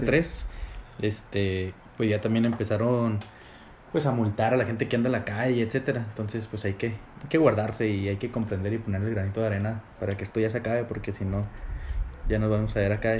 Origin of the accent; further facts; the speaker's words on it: Chihuahua, Mexico; yo, pues, de Chihuahua